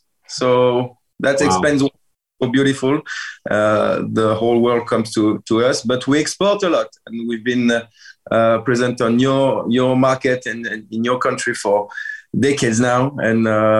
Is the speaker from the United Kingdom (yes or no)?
no; Épernay, Grand Est, France; moved away as an adult; also born or lived in Riquewihr, Alsace; now in Alsace, France; I grew up 20 years in Champagne. I was born in Épernay. I grew up in the middle of Épernay, being surrounded with Mouette et Chandon and all those prestigious Champagne house.